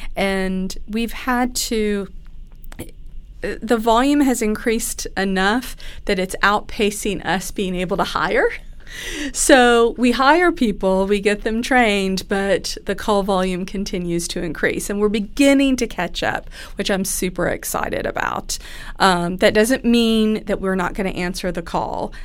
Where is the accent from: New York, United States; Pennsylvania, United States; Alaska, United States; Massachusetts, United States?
Pennsylvania, United States; moved away as an adult; now in Kentucky, United States; I grew up in Pennsylvania. I moved down here to Kentucky for school.